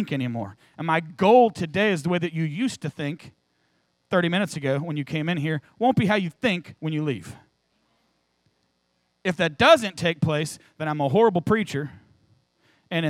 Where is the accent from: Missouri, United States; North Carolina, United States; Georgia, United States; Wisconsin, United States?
Missouri, United States; St. Louis; moved away; I'm from St. Louis